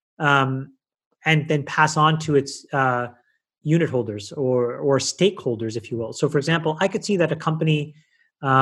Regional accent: Ottawa, Ontario, Canada; moved away as an adult; also born or lived in Sri Lanka; now in United States; grew up in Canada, where I was part of the minority

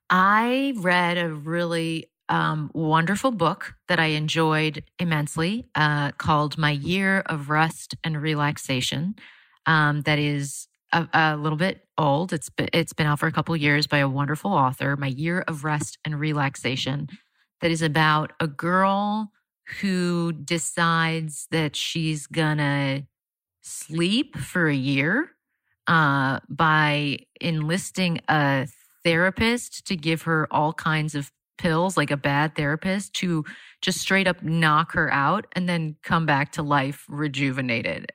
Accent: Florida, United States; I'm from Florida

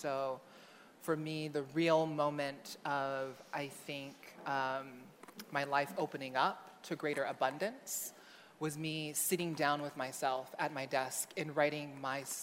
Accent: Honolulu, Hawaii, United States; I grew up in Honolulu, Hawaii. I was born my parents' firstborn son, the middle of five kids. Um, I grew up in, on the island of Oahu in a lower income neighborhood called Kalihi.

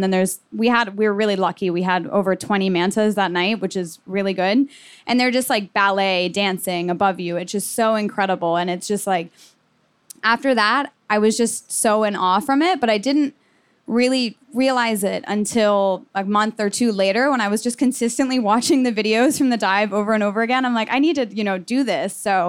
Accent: Miami, Florida, United States; So I kind of mentioned already that I was from Miami. So I had just the really amazing opportunity to grow up near the water

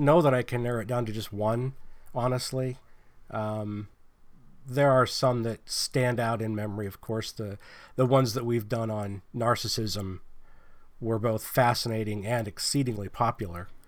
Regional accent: Pennsylvania, United States; now in California, United States; I'm from Pennsylvania

